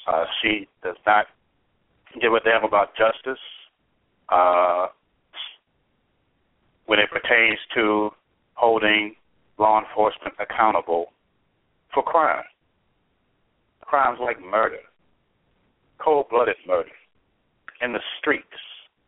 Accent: Chicago, Illinois, United States; Chicago, my hometown. I love my hometown

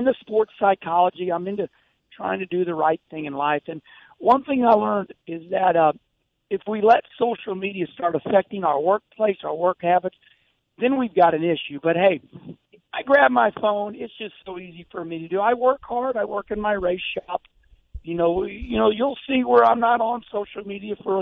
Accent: St. Louis, Missouri, United States; winning in front of my hometown

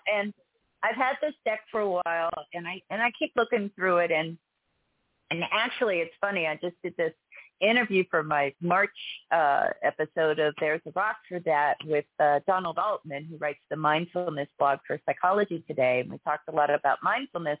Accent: Pittsburgh, Pennsylvania, United States; now in Texas, United States; I grew up in Pittsburgh

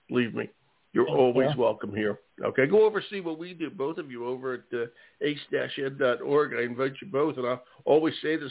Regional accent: Philadelphia, Pennsylvania, United States; first language English; I grew up in Philadelphia

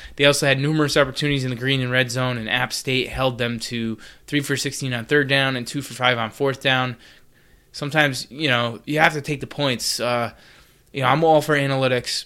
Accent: Connecticut, United States; UConn, uh, my home state

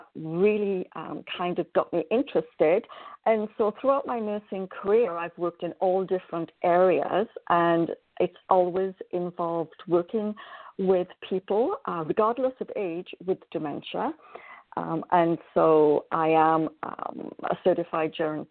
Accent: Wales, United Kingdom; moved away as an adult; now in Canada; originally I was born in Wales a very, very, very long time ago. I always wanted to be a nurse, one of my passions in life, and so completed my nurse training in Wales. I then moved to Canada in 1987

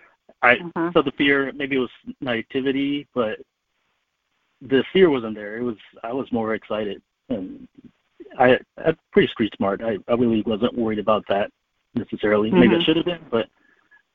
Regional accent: Los Angeles, California, United States; that's my home. I was born and raised here, a proud Angeleno

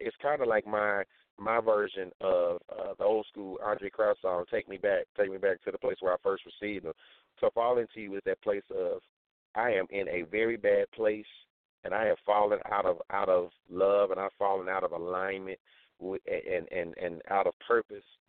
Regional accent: St. Louis, Missouri, United States; I'm from St. Louis, Missouri

